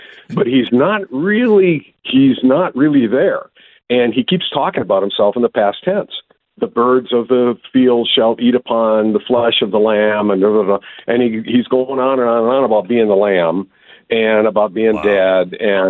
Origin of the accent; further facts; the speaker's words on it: Wisconsin, United States; I'm from Wisconsin. His accent was stronger than mine.